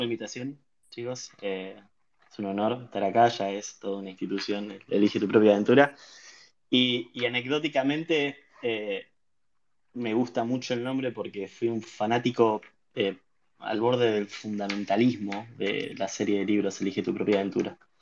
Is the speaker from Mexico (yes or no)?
no; Pacheco / Bella Vista area, Buenos Aires Province, Argentina; also born or lived in La Plata; Yo nací en La Plata. Ah, al año, dos años, mis viejos se mudaron para Pacheco. Me crié en Pacheco hasta los 10 años